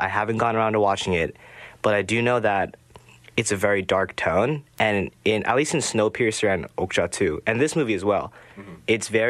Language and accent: English; South Korea; moved away as an adult; also born or lived in Orange County, California, United States; now in United States; I was born and raised in Orange County. And then then I moved to Korea when I was 8 and grew up there until I came out here for college.